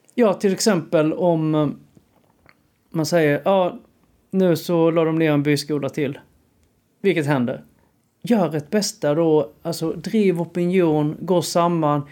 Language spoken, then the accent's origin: Swedish; Sölvesborg, Blekinge, Sweden; moved away as an adult; now in Stockholm, Sweden; när jag växte upp i Sölvesborg